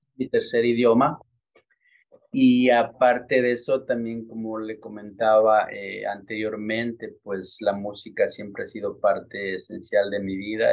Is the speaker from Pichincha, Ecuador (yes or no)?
yes; Quito, Pichincha, Ecuador; moved away as an adult; now in Newark, United States; yo nací en Quito, Ecuador. Nací y crecí en Quito, Ecuador hasta la edad de tres años.